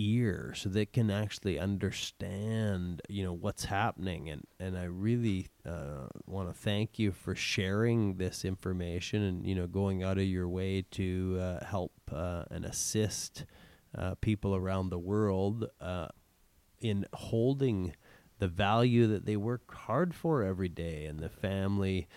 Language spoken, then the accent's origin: English; Canada; as Canadian men